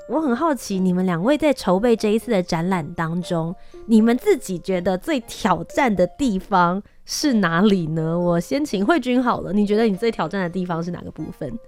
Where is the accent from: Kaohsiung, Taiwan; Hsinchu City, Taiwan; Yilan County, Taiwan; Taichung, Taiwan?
Kaohsiung, Taiwan; 我身份证背面写的，我是高雄人